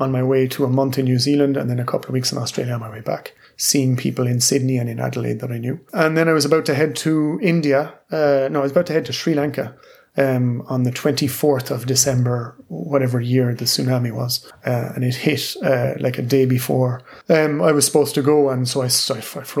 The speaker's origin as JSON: {"language": "English", "country": "Ireland", "tie": "born or raised there", "moved": "yes", "lives_now": "France", "said": "we were growing up in Ireland, 16, 17, 18"}